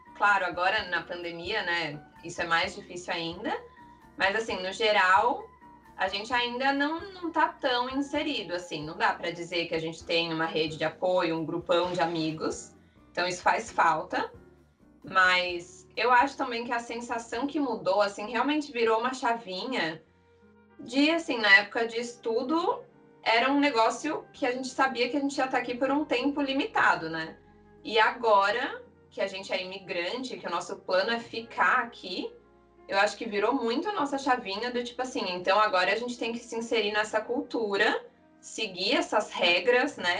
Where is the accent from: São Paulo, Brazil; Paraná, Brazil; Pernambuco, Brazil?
São Paulo, Brazil; moved away as an adult; now in Burnaby, Canada; Eu sou de São Paulo, capital.